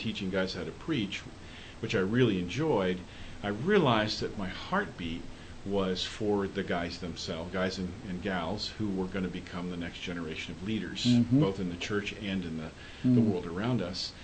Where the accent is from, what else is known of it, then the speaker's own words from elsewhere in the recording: Indianapolis, Indiana, United States; I grew up in Indianapolis, here in Indianapolis, up on the northeast side.